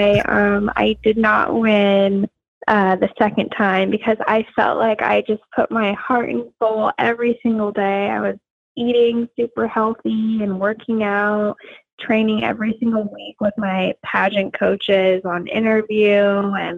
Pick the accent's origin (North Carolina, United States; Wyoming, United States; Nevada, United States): Nevada, United States; Las Vegas; moved away as an adult; also born or lived in Arizona; now in Los Angeles, United States; I would rather represent my home state of Nevada. I was born and raised in Las Vegas.